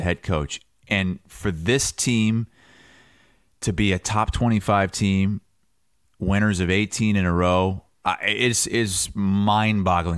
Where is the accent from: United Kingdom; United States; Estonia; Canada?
United States; Muscatine, Iowa; I grew up in Muscatine, thirty minutes